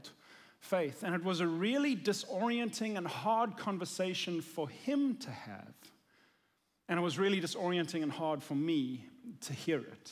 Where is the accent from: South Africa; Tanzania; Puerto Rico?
South Africa; moved away; I'm from South Africa